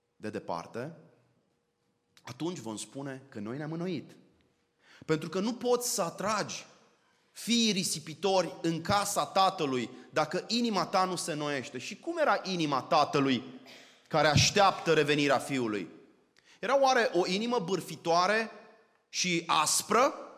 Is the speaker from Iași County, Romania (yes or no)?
no; Arad, Arad County, Romania; moved away; Eu sunt arădean